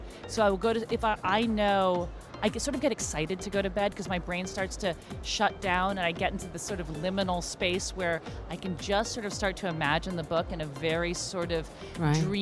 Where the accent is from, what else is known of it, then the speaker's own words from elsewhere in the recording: United States; also born or lived in Los Angeles; we're American.